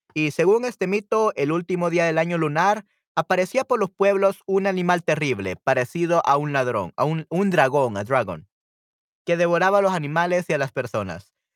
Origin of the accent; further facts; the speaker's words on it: El Salvador; yo soy de El Salvador y aquí en El Salvador tenemos muchísimos chinos